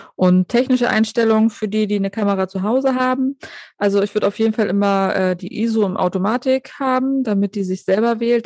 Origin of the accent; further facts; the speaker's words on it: Germany; bei uns in Deutschland